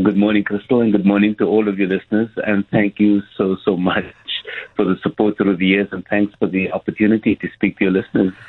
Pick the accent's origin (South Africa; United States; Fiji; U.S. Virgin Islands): South Africa; Cape Town, Western Cape; coming from Mitchell's Plain